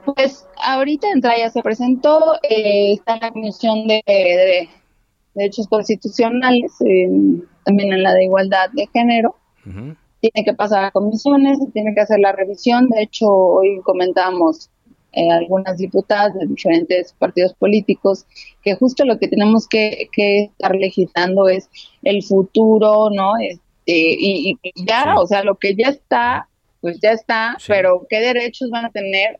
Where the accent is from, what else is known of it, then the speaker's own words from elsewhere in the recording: Mexico; nosotros como mexicanos